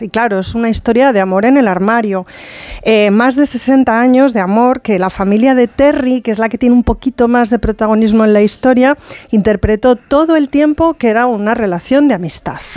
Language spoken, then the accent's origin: Spanish; Castilla-La Mancha, Spain; now in Madrid, Spain; como yo procedo más de la Mancha que nada